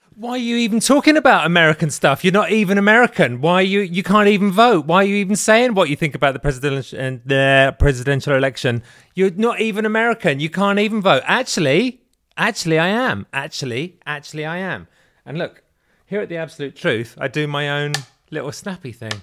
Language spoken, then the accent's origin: English; England, United Kingdom; moved away as an adult; now in United States; I am English